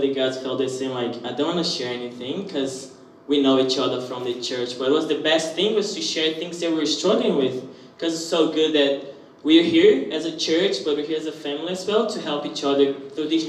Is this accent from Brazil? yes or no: yes; Brazil; moved away as an adult; now in Australia; I'm from Brazil and I'm this year here in Australia.